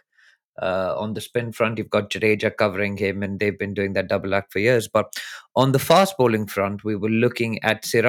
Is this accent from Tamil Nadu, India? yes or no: no; Delhi, India; now in London, United Kingdom; I'm from Delhi. I live in London now.